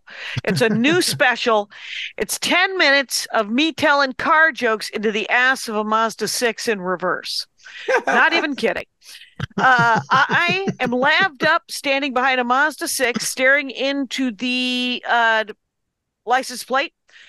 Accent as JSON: {"language": "English", "region": "Wisconsin", "country": "United States", "said": "I'm from Wisconsin"}